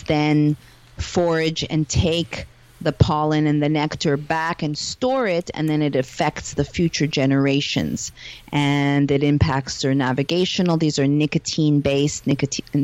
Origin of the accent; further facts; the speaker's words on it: Montreal, Quebec, Canada; now in Los Angeles, United States; I am hailing from Montreal, Canada, living in Los Angeles at the moment, although I'm a digital nomad